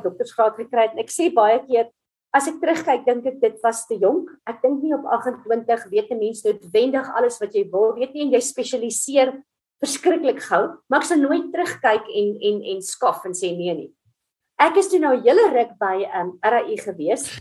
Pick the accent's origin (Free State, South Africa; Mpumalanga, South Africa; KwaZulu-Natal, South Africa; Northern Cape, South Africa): Mpumalanga, South Africa; Middelburg; So ek is 'n Middelburg kind. Ek het in Platteland groot geword, Middelburg Hoërskool gematrikuleer.